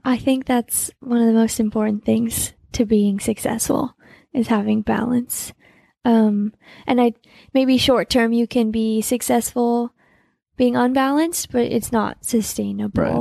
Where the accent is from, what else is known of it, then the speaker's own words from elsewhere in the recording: Salt Lake City, Utah, United States; I was born in Salt Lake too